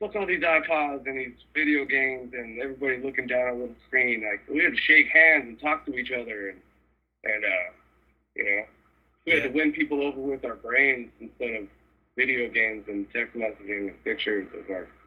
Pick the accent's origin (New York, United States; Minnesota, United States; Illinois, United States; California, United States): California, United States; El Cajon; Like growing up in El Cajon is not the most cultured shit ever.